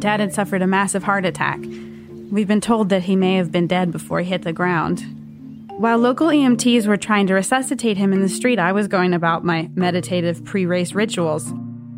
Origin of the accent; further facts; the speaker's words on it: Galveston, Texas, United States; now in New York, United States; I grew up in Galveston, Texas, which is an island south of Houston